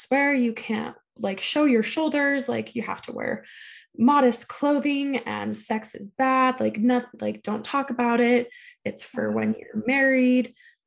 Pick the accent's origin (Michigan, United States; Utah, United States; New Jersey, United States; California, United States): Utah, United States; Salt Lake area; I grew up in Salt Lake area